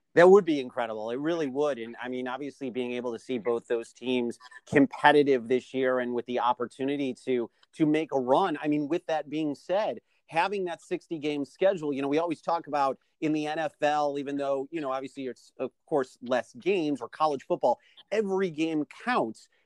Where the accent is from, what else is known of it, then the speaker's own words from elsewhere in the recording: Chicago, Illinois, United States; a kid growing up in Chicago